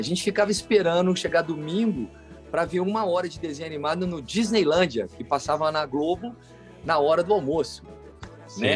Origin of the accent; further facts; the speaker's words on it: Alfenas, Minas Gerais, Brazil; eu sou menino do interior, né, cara? Nasci lá em Alfenas, no sul de Minas.